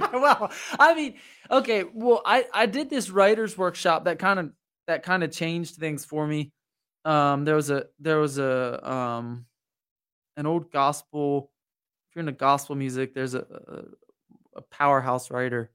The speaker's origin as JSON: {"language": "English", "area": "Lancaster County", "region": "Pennsylvania", "country": "United States", "tie": "born or raised there", "also_born_or_lived": "Juniata County, Pennsylvania", "moved": "as an adult", "said": "I grew up in Lancaster County"}